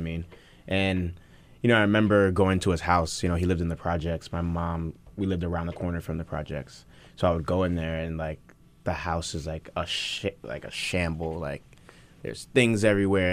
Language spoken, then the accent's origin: English; New York City, New York, United States; moved away as an adult; also born or lived in Nigeria / New Orleans; I grew up in the Bronx, um, in a one-bedroom apartment with my mom